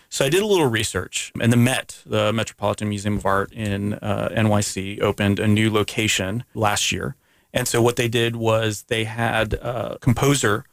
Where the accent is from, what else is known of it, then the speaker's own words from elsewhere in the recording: Canada; I'm Canadian